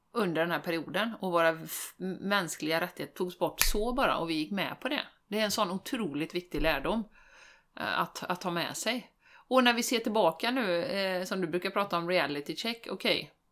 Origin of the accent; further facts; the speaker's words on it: Sweden; som svensk